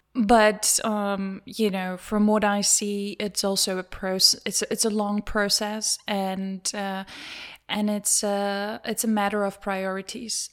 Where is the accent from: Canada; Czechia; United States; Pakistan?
Czechia; moved away as an adult; also born or lived in London / Germany; I'm from the Czech Republic